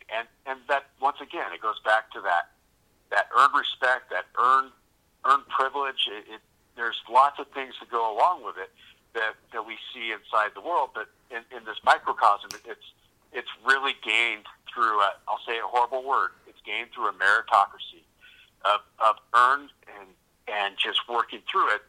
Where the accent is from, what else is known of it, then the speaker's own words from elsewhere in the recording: California, United States; moved away as an adult; also born or lived in Italy; now in Washington, United States; I'm originally from California, but I came up here with the military and I stayed here for my kids